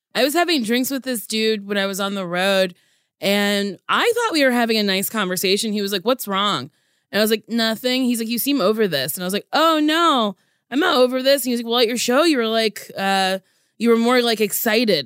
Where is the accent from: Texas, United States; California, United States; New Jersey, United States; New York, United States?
New Jersey, United States; Middletown; Middletown, New Jersey. I went to Middletown High School South